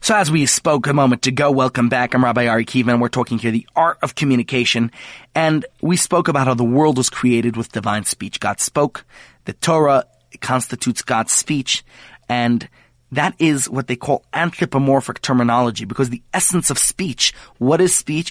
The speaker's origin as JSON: {"language": "English", "country": "United States", "moved": "yes", "lives_now": "South Africa", "said": "as an American"}